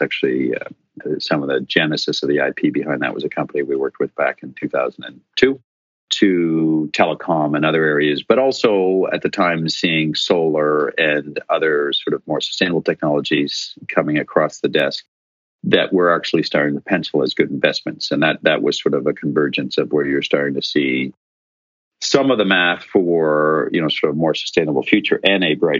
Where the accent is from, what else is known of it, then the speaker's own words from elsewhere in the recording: Ottawa, Ontario, Canada; also born or lived in Ireland; as I'd met my wife over in Ireland, and she happened to be from my hometown of Ottawa, which was a coincidence and a little contrived.